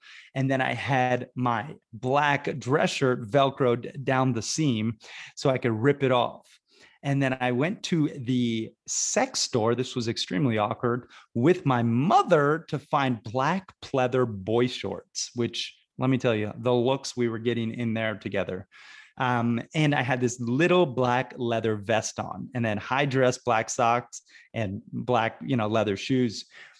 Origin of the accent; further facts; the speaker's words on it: Sarasota, Florida, United States; My hometown of Sarasota, Florida is basically like Laguna Beach, California, except it's like, you know, maybe it's stepsister, not as hoity-toity, although there's plenty of wealth there.